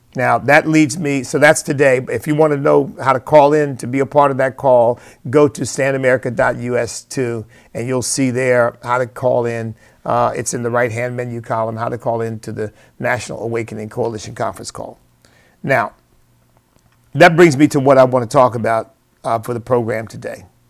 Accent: United States; I am an American because that's where God put me

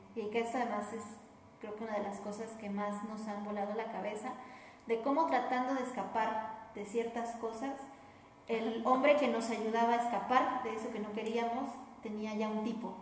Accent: Mexico; Aquí en nuestra cultura como mexicanos nos han educado

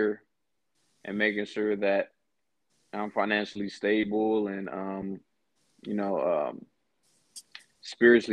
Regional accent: Hawthorne, California, United States; moved away as an adult; now in Peoria, United States; I was born and raised in Los Angeles, California. More specifically, a city named Hawthorne, which is next to Inglewood

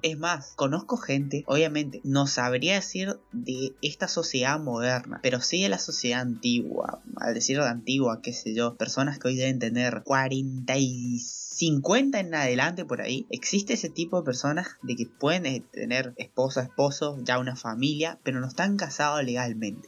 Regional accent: Argentina; soy de Argentina

